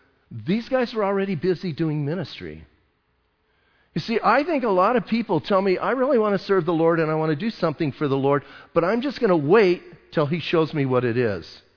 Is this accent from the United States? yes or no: yes; Bisbee, Arizona, United States; I'm from Bisbee.